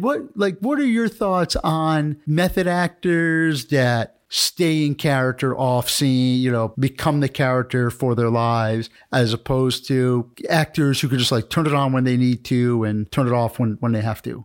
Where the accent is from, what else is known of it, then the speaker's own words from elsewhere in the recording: New York, United States; I'm from New York